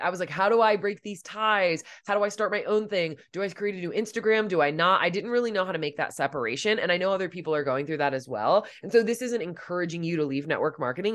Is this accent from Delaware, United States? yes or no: yes; Delaware, United States; moved away as an adult; also born or lived in Pennsylvania / Los Angeles; I had, like, stayed in my home state of Delaware and, like, Pennsylvania all my life.